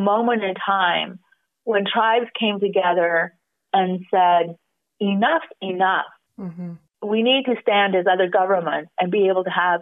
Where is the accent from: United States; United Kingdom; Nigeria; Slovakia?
United States; as American citizens